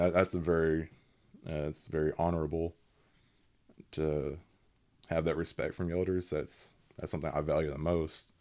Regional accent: Seminole County, Oklahoma, United States; I'm from Seminole County here in Oklahoma. Uh, been here all my twenty-three years

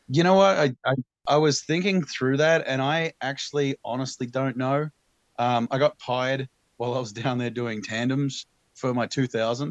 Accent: Tasmania, Australia; moved away; also born or lived in Omaha; I'm from Tasmania originally, the island off the southeast coast of Australia

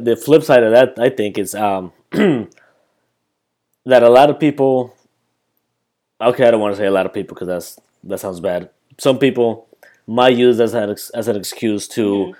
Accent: Colombia; moved away; when I came back from Colombia, the city that I'm from is pretty much New York City, but bigger

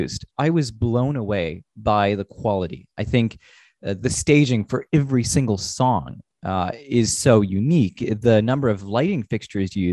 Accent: Canada; as a Canadian

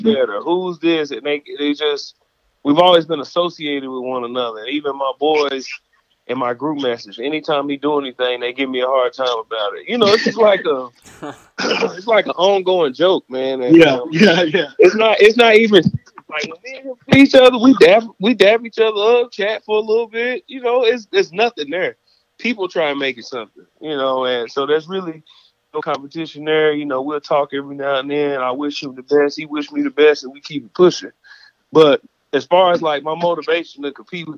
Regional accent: Oklahoma City, Oklahoma, United States; moved away as an adult; also born or lived in Tampa Bay; I'm from Oklahoma City, south side of Oklahoma

